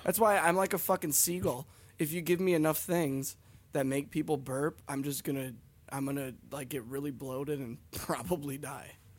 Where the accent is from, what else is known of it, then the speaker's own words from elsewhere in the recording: Hibbing, Minnesota, United States; where we're from, because we're from the town that he was born